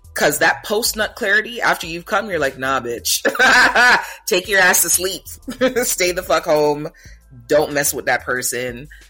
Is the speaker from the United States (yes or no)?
no; Jamaica; where am I from and I say Jamaica